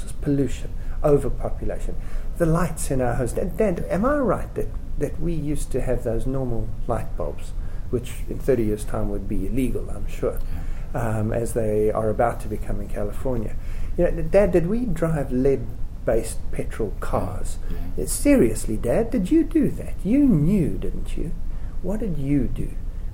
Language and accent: English; South Africa; I'm a South African, it may have been obvious from my accent. I'm 37 years old, I was born in 1970, right in the middle of apartheid. I spent my young years growing up in South Africa